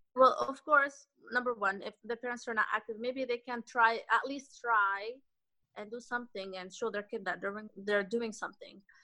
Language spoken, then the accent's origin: English; Canada; i grew up in canada